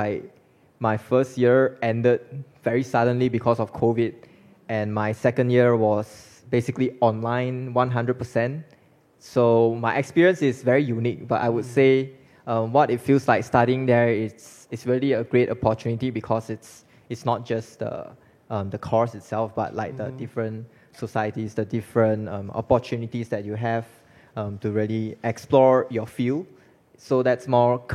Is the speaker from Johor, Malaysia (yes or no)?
no; Malacca City, Malacca, Malaysia; moved away as an adult; also born or lived in Cambridge, United Kingdom; now in United Kingdom; I'm from Malacca